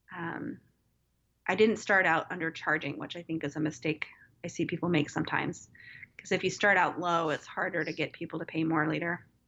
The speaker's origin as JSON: {"language": "English", "town": "Wichita", "region": "Kansas", "country": "United States", "tie": "born or raised there", "also_born_or_lived": "Evansville, Indiana / San Diego, California", "lives_now": "Kansas City, United States", "said": "I knew I wanted to come back to my hometown, which is Wichita, Kansas area."}